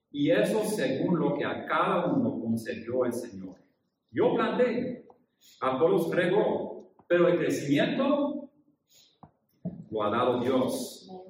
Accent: Japan; pero yo crecí en Japón, hijo de misioneros.

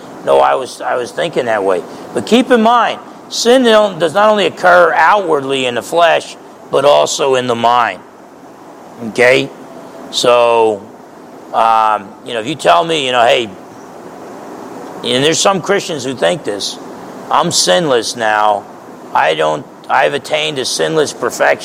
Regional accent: New Jersey, United States; I grew up in New Jersey

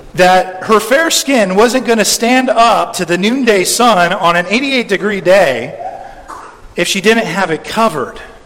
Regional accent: California, United States; in my home state of California

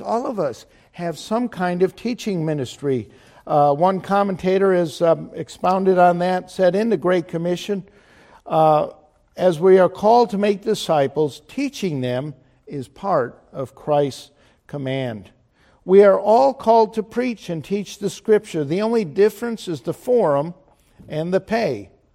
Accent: Chicago, Illinois, United States; I was from Chicago

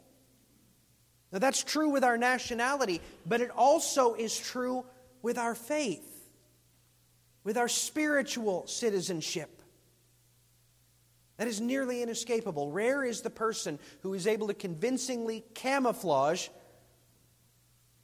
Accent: United States; I'm as American as they come

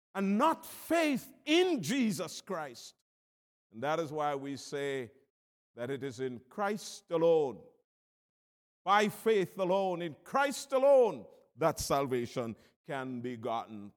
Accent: Jamaica; I'm from Jamaica

